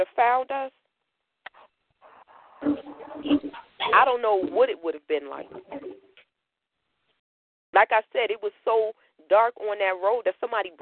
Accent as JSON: {"language": "English", "region": "Connecticut", "country": "United States", "tie": "born or raised there", "said": "I'm from Connecticut. I grew up in the city"}